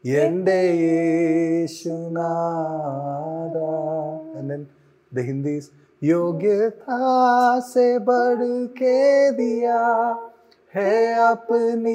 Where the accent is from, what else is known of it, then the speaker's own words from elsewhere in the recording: Hyderabad, Telangana, India; I grew up in Hyderabad, so I pretty much know Telugu and Hindi well.